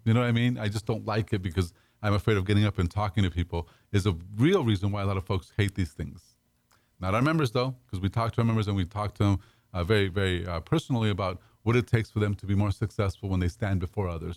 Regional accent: Pasadena, California, United States; also born or lived in Dallas; now in Houston, United States; I grew up in Pasadena

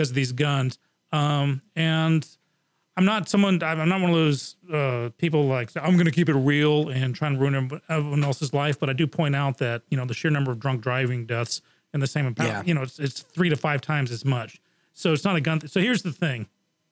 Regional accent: England, United Kingdom; moved away; I grew up in England, and that was in the 70s and the early 80s

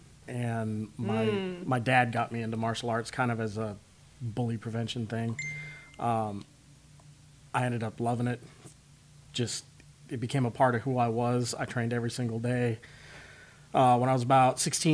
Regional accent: Spokane, Washington, United States; moved away as an adult; also born or lived in Seattle, Washington / Dallas, Texas; I grew up in Spokane, Washington

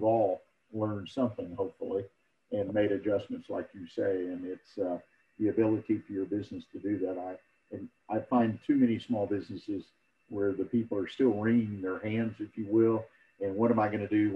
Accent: Houston, Texas, United States; now in Conroe, United States; I was raised in Houston, Harris County

